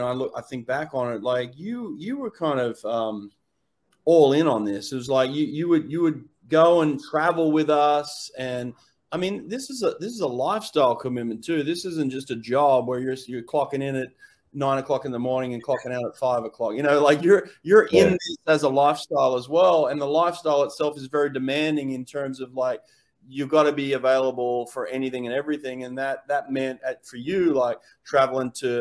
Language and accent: English; Sydney, New South Wales, Australia; moved away as an adult; also born or lived in America / Victoria; New South Wales was my home state. You know, I grew up in Sydney.